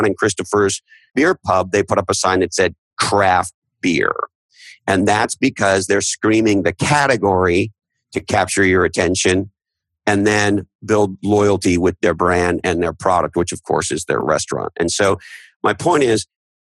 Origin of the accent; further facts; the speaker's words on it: Canada; now in United States; I'm originally from Canada